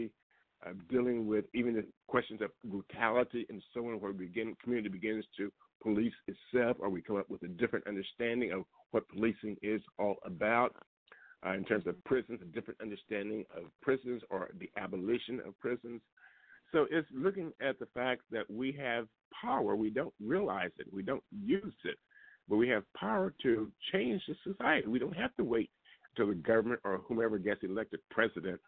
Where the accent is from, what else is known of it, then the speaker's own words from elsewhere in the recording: Liberty, Missouri, United States; moved away; also born or lived in Kansas City; my hometown, Liberty, Missouri, where I grew up